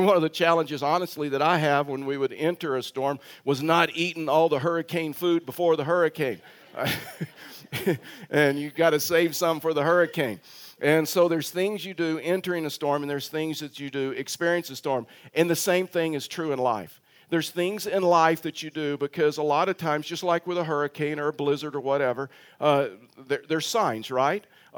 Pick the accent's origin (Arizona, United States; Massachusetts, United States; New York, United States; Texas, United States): Texas, United States; moved away; And so as many of you know, that I'm from Texas. Those that are you new probably didn't even realize that because I've totally lost my accent. And you're like total shock right now that I'm from Texas.